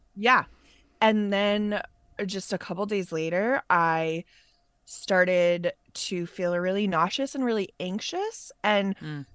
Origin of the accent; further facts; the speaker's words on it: Massachusetts, United States; moved away; also born or lived in New York; we're both from Massachusetts